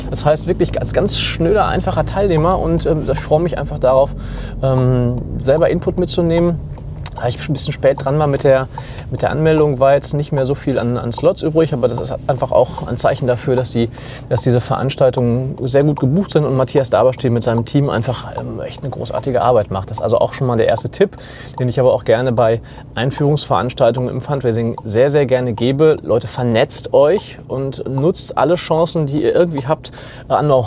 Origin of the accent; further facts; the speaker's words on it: Bochum, North Rhine-Westphalia, Germany; Als Bochumer bin ich eher dazwischen.